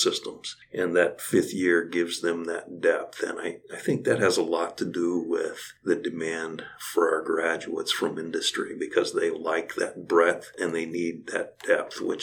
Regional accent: Kansas, United States; now in Nebraska, United States; I was born and raised in Kansas

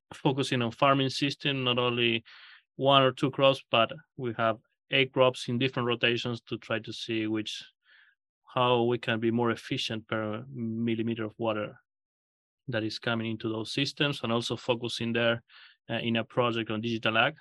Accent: Argentina; moved away as an adult; also born or lived in Kansas, United States / Australia; now in Nebraska, United States; I grew up in Argentina

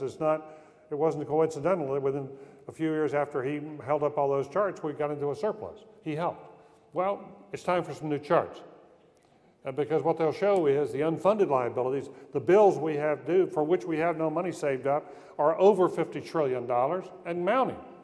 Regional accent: North Carolina, United States; I'm from North Carolina

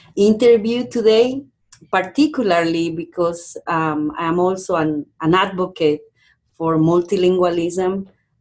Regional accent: Cusco, Peru; English is a second language; moved away as an adult; also born or lived in Albuquerque, New Mexico / Montana; now in Odessa, United States; I am originally from Peru. I grew up in a multilingual family as well, mainly bilingual

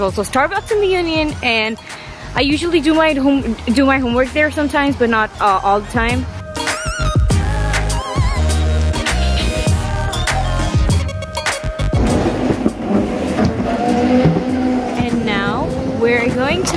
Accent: India; moved away as an adult; now in Nebraska, United States; I'm from India

